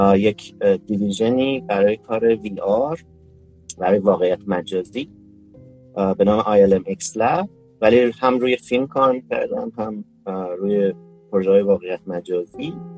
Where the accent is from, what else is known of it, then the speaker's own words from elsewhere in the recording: Isfahan, Iran; moved away as an adult; also born or lived in Kashan, Iran / Tehran, Iran; now in United States; متولد 1362 در اصفهان من اصلیتا اصفهانی هستم